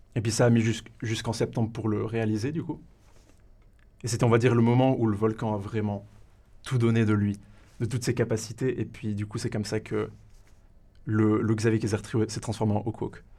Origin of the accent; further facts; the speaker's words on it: Valais, Switzerland; je suis valaisan pure souche, origine de la raclette